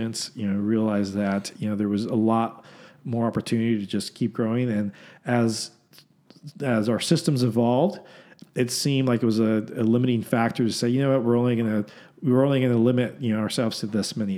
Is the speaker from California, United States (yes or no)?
yes; Southern California, United States; moved away as an adult; also born or lived in Denver, Colorado / Corpus Christi, Texas; now in Austin, United States; I grew up in Southern California